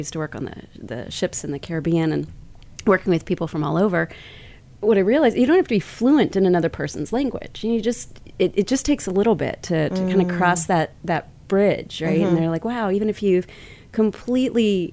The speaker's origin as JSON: {"language": "English", "town": "Kansas City", "country": "United States", "said": "I'm originally from Kansas City, nice Midwestern"}